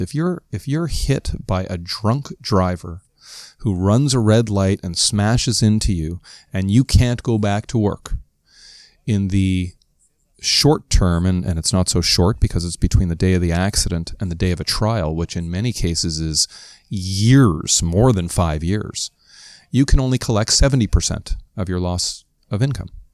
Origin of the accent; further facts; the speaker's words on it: Toronto, Ontario, Canada; as good Canadians, as good Ontarians, as good Torontonians